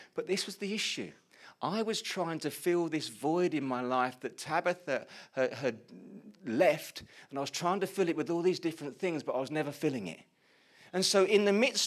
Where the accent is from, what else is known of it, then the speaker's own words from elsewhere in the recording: Colchester, East of England, United Kingdom; also born or lived in Chelmsford; I moved back home from Chelmsford to Colchester to be back in my family home